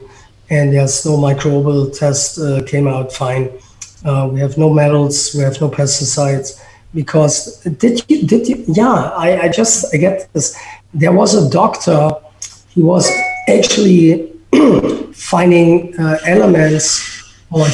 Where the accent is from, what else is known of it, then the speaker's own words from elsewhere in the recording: Berlin, Germany; English is a second language; moved away; I grew up in Berlin